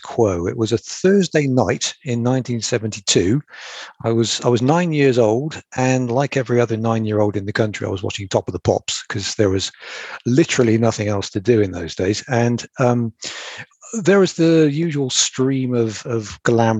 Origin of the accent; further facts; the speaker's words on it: Bristol, South West England, United Kingdom; Bristol, which is sort of my hometown.